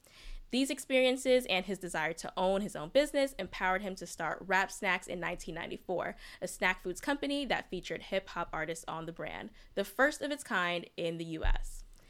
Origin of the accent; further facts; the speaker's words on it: New York City, New York, United States; I grew up in New York City, too